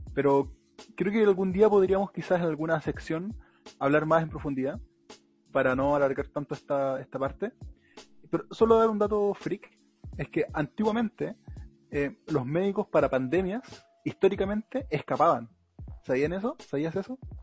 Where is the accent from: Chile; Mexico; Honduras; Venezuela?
Chile; Melipilla, Santiago Metropolitan Region; los que somos de Melipilla